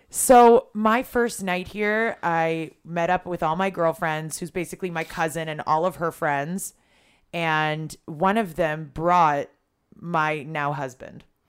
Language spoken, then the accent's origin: English; Toronto, Ontario, Canada; moved away as an adult; now in Israel; I grew up in Toronto